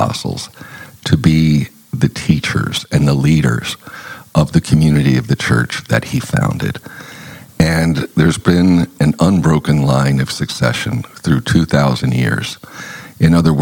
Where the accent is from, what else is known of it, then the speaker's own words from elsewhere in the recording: Lebanon, Pennsylvania, United States; moved away as an adult; also born or lived in Mahanoy City, Pennsylvania / Harrisburg, Pennsylvania; now in Fort Wayne, United States; I grew up in Lebanon, Pennsylvania, which is in the Diocese of Harrisburg